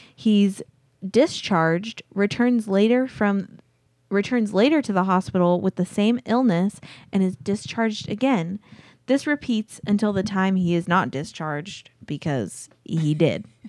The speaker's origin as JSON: {"language": "English", "town": "Azusa", "region": "California", "country": "United States", "tie": "born or raised there", "said": "I grew up in Azusa, California"}